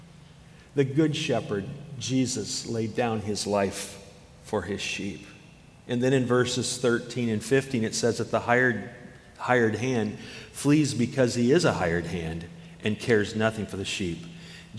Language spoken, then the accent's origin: English; Iowa, United States; moved away as an adult; now in Wisconsin, United States; I moved from Iowa, where the highest point in Iowa was an overpass on a highway, you know. And I've had the privilege of traveling this beautiful state of Wisconsin. And I've lived 25 years in Iowa, 26 years in Wisconsin